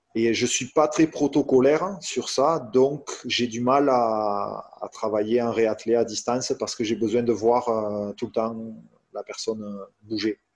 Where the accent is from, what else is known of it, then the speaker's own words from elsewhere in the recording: France; je suis français